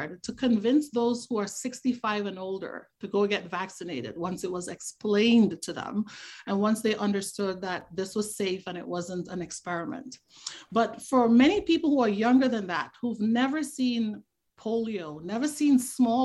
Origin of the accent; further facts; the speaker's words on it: Tobago, Trinidad & Tobago; moved away; growing up where I grew up in Trinidad and Tobago, particularly growing up in Tobago